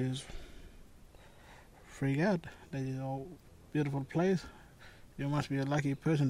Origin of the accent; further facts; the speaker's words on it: Halls Creek, Western Australia, Australia; from Halls Creek.